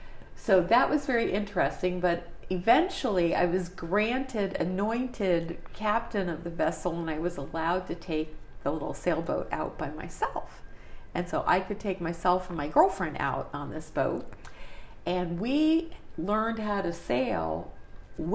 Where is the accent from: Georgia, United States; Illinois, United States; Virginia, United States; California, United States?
Virginia, United States; Reston; I grew up in Reston, Virginia, a suburb of Washington, D.C.